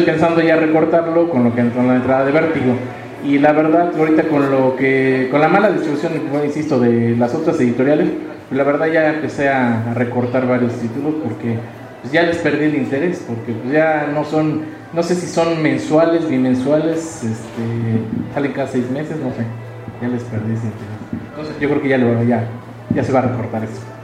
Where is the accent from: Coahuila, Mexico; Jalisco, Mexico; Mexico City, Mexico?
Mexico City, Mexico; vengo de aquí del DF